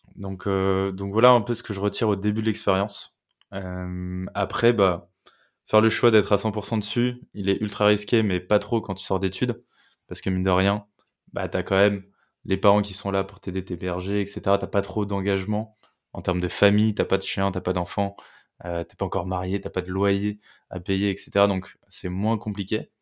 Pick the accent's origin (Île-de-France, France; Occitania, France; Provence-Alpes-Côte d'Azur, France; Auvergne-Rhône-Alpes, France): Île-de-France, France; Meudon; also born or lived in Sèvres; Je viens de Meudon, tu vois, une petite banlieue parisienne